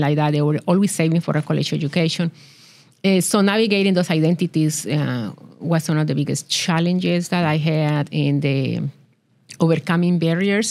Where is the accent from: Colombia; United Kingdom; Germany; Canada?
Colombia; English is a second language; moved away as an adult; now in Tulsa, United States; I was born in Colombia. I grew up in there, and I attended college